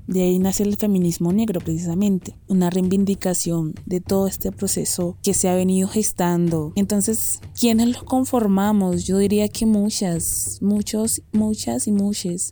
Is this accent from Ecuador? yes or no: no; Nuquí, Chocó, Colombia; now in Bogotá, Colombia; soy de Nukichuko